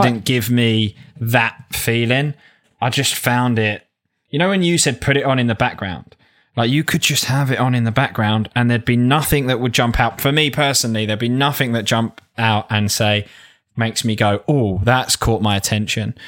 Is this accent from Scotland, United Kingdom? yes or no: no; south of the M25, South East England, United Kingdom; accent: south of the M25 (Cockney-like)